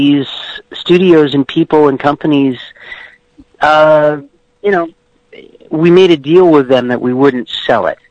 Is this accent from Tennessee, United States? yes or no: yes; Memphis, Tennessee, United States; I grew up in Memphis